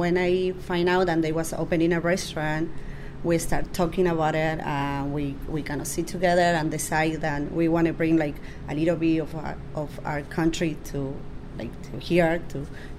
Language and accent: English; Uruguay; now in Washington, D.C., United States; Yes, I am from Uruguay.